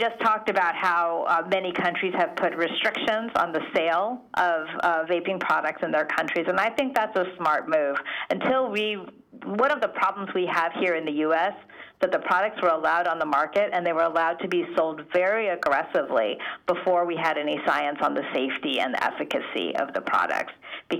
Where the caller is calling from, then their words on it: California, United States; I'm calling you from California, right, where here we have clean indoor air.